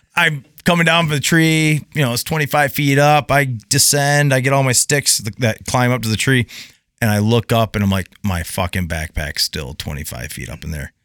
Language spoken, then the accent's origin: English; Bright, Michigan, United States; moved away; born and raised in Bright, Michigan. Uh, and all over the U S